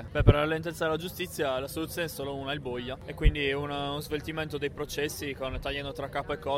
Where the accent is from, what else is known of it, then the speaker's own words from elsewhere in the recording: Trentino-Alto Adige, Italy; Noi veniamo dal Trentino